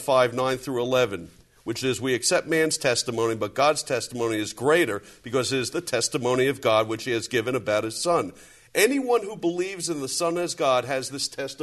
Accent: New York City, New York, United States; I grew up in New York City, in that area where everybody is judgmental.

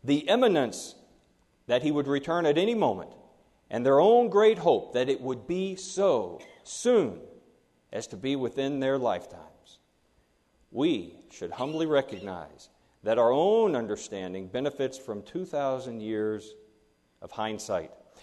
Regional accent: Kentucky, United States; my home state of Kentucky

